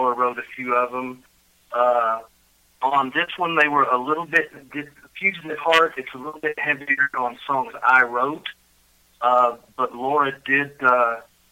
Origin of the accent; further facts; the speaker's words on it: Fort Smith, Arkansas, United States; Yes, I grew up in Arkansas. I grew up in a place called Fort Smith, Arkansas